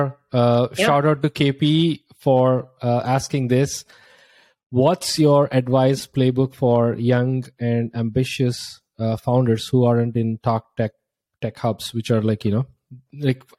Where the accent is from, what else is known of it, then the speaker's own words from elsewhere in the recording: India; moved away as an adult; now in United States; I was from India, from a really small town, and I have like no access to whatsoever tech hubs.